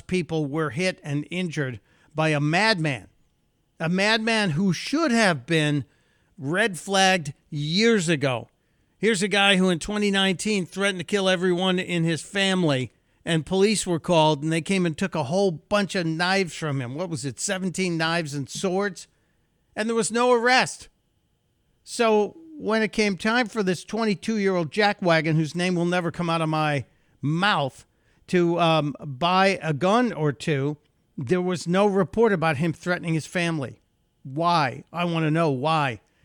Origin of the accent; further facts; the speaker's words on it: Chicago, Illinois, United States; moved away; I was born in Chicago, and then, uh, we spent our wonder years on the near north side